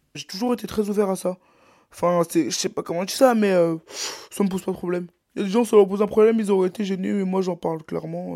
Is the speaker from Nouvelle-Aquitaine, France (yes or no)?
no; Brittany, France; je suis breton